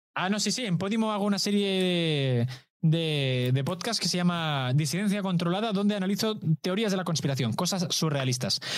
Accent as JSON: {"language": "Spanish", "town": "Badalona", "region": "Catalonia", "country": "Spain", "said": "mi pueblo"}